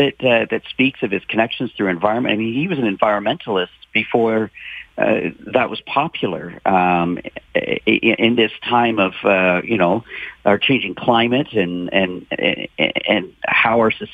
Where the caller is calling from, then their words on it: Ontario, Canada; I'm calling you from Ontario.